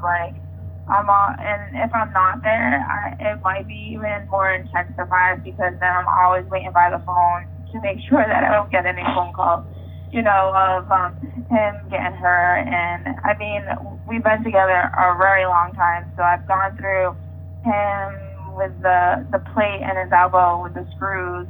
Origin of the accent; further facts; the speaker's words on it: New England, United States; I'm from New England